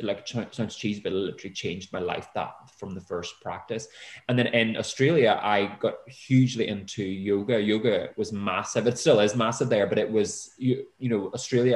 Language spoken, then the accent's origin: English; Northern Ireland, United Kingdom; moved away as an adult; now in United States; I grew up in Northern Ireland in the 80s